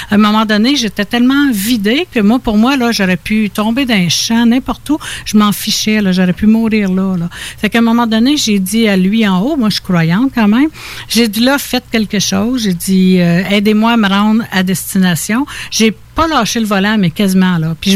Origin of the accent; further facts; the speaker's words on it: Quebec, Canada; also born or lived in Ontario; Mais, mais sinon, tu j'ai été élevée dans les petits villages, Saint-Benoît, Saint-Placide, La Chute, j'ai été en, Estrie.